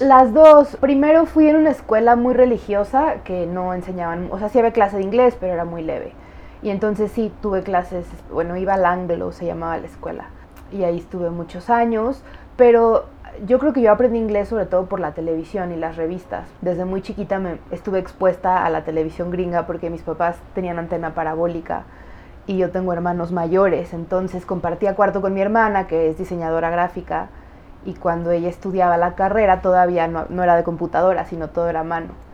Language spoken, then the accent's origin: Spanish; Mexico City, Mexico; also born or lived in United States (born) / Chicago; Crecí en el DF